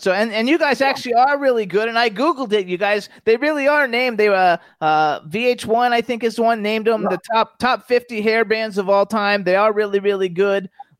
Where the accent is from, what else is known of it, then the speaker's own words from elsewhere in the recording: Florida, United States; I'm from Florida. I'm born and raised there.